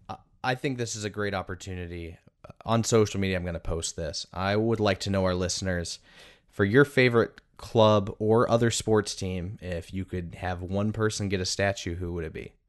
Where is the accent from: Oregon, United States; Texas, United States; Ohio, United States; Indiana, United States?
Indiana, United States; Indianapolis; in my hometown of Indianapolis